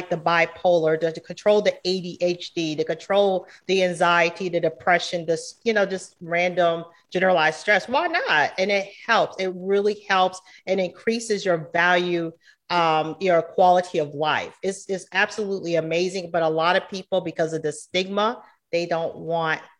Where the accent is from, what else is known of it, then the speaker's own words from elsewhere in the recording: Georgetown, South Carolina, United States; moved away as an adult; now in Charlotte, United States; I'm from Georgetown, South Carolina. So it's a very small town